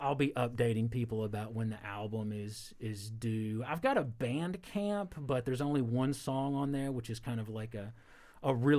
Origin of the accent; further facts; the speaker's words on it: Kentucky, United States; I've got an accent. I'm from Kentucky.